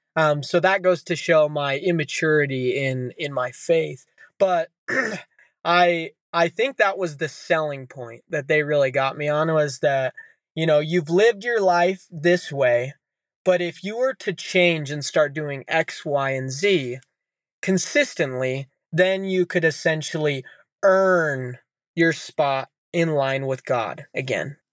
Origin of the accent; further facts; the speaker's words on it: Utah, United States; growing up in Utah as a kid